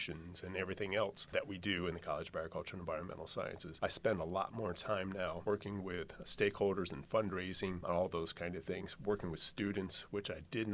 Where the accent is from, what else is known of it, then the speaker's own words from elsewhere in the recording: Pennsylvania, United States; moved away as an adult; now in Georgia, United States; Where I grew up in Pennsylvania, it was a very small, rural area, very homogenous